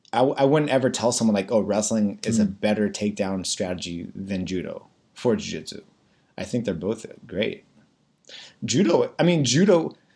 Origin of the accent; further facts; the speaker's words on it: Temecula, California, United States; moved away as an adult; also born or lived in Arizona / Indiana / San Diego; I'm a Californian, born and raised.